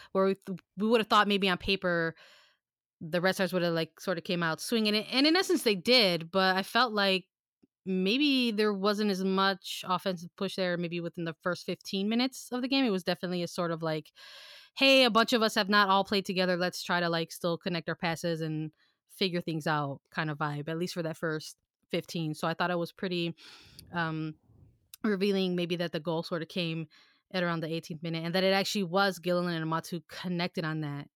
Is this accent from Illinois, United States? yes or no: yes; Chicago, Illinois, United States; we're from Chicago